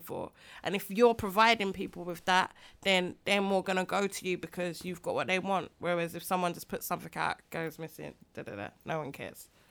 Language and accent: English; London, United Kingdom; I was from Greenwich.